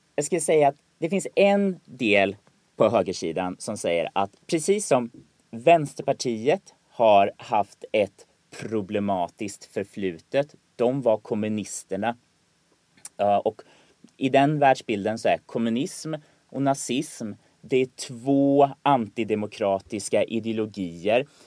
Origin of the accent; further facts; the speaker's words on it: Sweden; jag är en svensk journalist